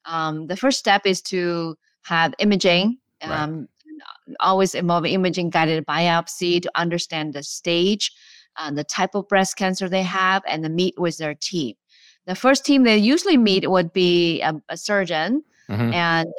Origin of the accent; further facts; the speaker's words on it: China; English is a second language; moved away as an adult; now in United States; Long path. I came from China many years ago. I graduated from medical school there and went to a graduate school in Beijing